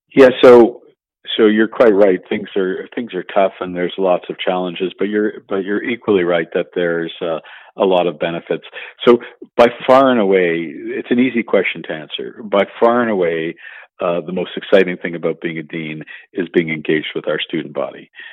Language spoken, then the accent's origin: English; Montreal, Quebec, Canada; I'm a native Montrealer and uh, grew up